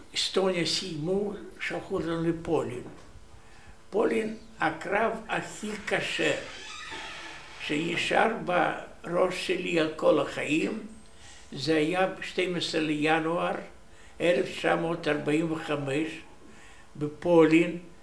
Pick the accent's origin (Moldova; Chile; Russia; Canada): Moldova; Soroca, Bessarabia; Hebrew is a second language; moved away as an adult; also born or lived in Uzbekistan / Chișinău / Rehovot, Israel; now in Israel; נולדתי ב-4 למרץ 1926, יליד רומניה, איפה אני גדלתי